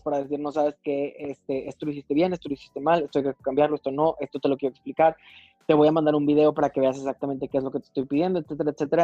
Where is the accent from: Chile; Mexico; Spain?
Mexico; dos mexicanas.